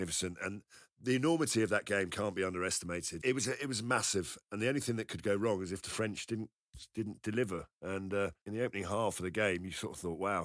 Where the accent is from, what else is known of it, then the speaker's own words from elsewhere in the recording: England, United Kingdom; I'm English